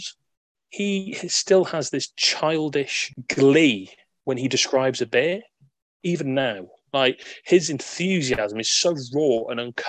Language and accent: English; Bangor, Wales, United Kingdom; tap room in Bangor, where I'm from